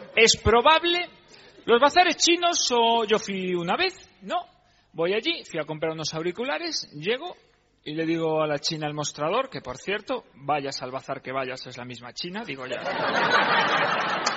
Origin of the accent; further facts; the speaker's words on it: Galicia, Spain; como se hace en mi tierra